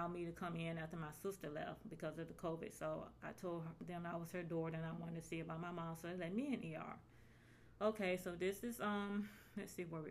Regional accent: Atlanta, Georgia, United States; I'm from Atlanta, Georgia.

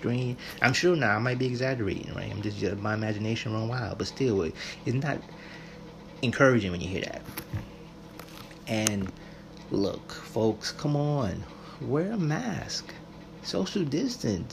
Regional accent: United States; especially here in America, we are kind of raised with this sort of, you know, I'm American

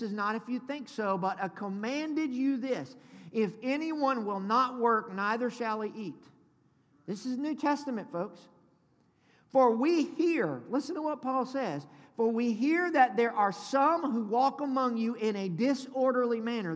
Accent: the South, United States; I'm from the South. Good Southern boy

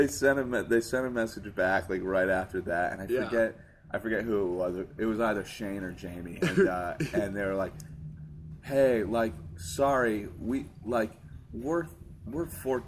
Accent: Hartford, Connecticut, United States; Yeah, I was born in Hartford.

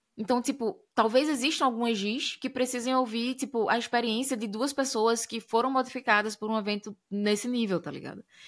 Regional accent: Brazil; moved away; quando a gente sai do Brasil, é, tá no, em outros lugares do mundo, as pessoas, quando identificam a gente é, enquanto brasileiros

